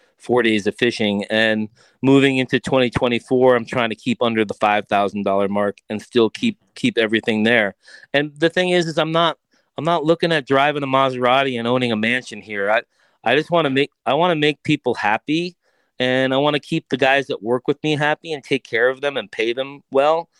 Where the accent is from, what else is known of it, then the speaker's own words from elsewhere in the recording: Long Island, New York, United States; moved away; also born or lived in Colorado; I grew up on Long Island